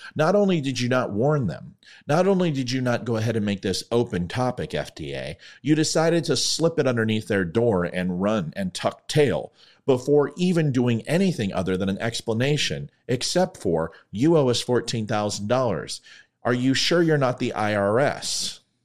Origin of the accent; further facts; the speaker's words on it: Ventura, California, United States; now in Purcellville, Virginia, United States; My current hometown, also my hometown in Ventura, California